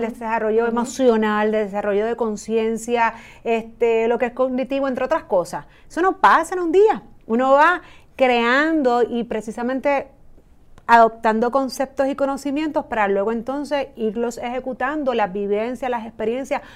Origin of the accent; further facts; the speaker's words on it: Puerto Rico; los empleados puertorriqueños